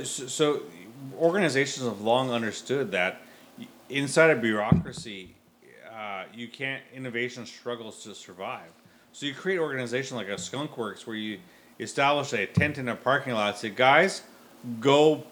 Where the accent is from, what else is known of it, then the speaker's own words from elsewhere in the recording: Canada; we as Canadians